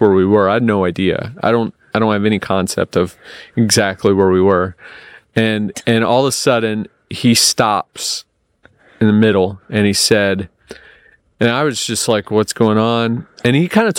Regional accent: United States; I'm from America

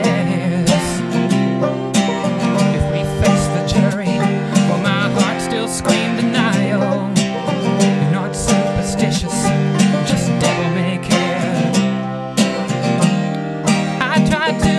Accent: Appalachia, United States; now in Johnson City, United States; coming of age as a queer person in Appalachia

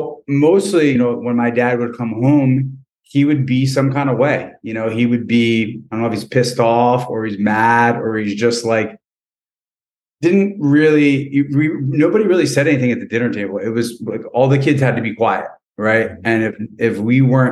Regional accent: Lawrence, New Jersey, United States; I grew up in Lawrence, New Jersey, which is probably about a half an hour from Philly.

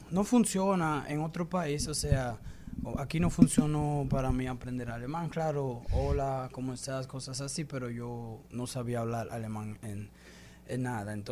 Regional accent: Dominican Republic; ella también me dio unos consejo que nunca olvide que soy dominicano, que los dominicanos no se dejan

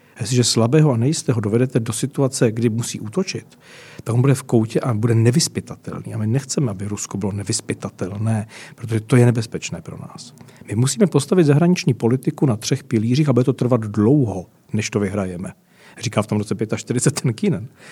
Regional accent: Czechia; Jsme všichni Češi

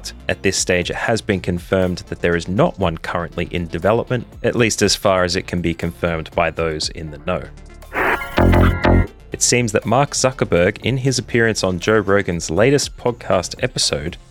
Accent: Australia; As an Australian

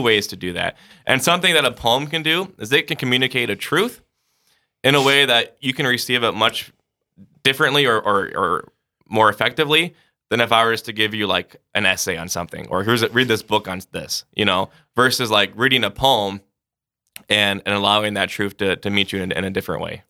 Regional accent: Sioux Falls, South Dakota, United States; I'm from Sioux Falls, so was born and raised here.

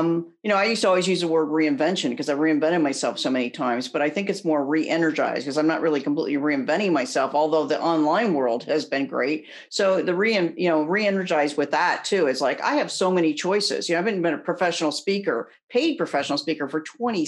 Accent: Indiana, United States; also born or lived in Phoenix/Scottsdale, Arizona; now in Scottsdale, United States; I'm an Indiana girl, grew up there.

